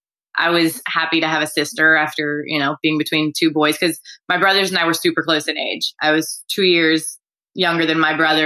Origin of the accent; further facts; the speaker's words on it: Houston, Texas, United States; Born and raised in Houston.